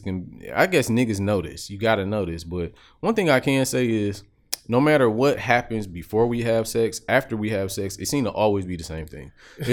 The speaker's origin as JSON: {"language": "English", "town": "Chicago", "region": "Illinois", "country": "United States", "said": "Like, I'm from Chicago."}